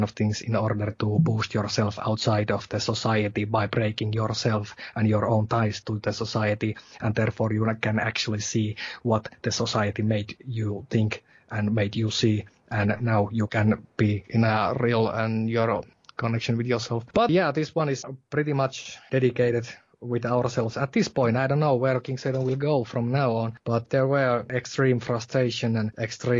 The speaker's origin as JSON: {"language": "English", "region": "Savonia", "country": "Finland", "tie": "born or raised there", "accent": "Savonian", "second_language": "English", "moved": "as an adult", "lives_now": "southern Finland", "said": "that Savonian dialect, that you are, okay, you are from Kuopio, you are from Savonia. But anyway, this is the kind of thing that I grew up"}